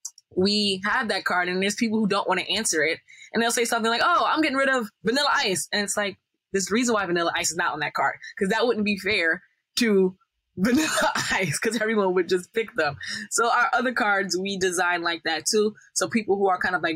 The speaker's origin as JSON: {"language": "English", "region": "Northeast", "country": "United States", "said": "we're from the Northeast, so Northeast kind of like slant"}